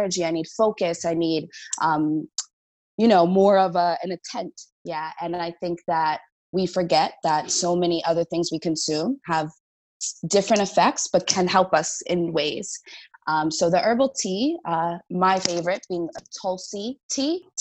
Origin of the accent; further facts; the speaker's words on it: New Jersey, United States; moved away; also born or lived in New York; I'm from the East Coast, New Jersey, New York